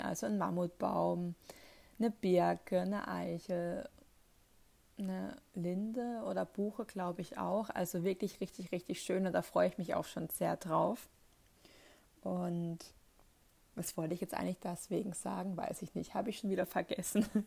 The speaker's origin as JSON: {"language": "German", "area": "near the Northern Black Forest", "region": "Baden-Württemberg", "country": "Germany", "said": "ich komme ja hier aus der Nähe vom Nordschwarzwald"}